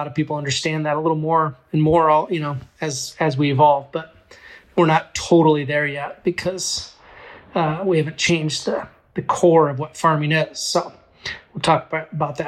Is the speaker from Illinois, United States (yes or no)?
no; Strawberry Point, Iowa, United States; moved away as an adult; also born or lived in Chicago / Colorado; Strawberry Point, Iowa, beautiful place